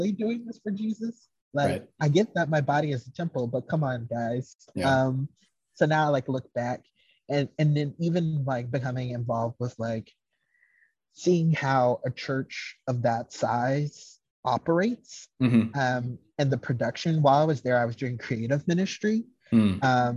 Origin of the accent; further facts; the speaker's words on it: the South, United States; I am from the South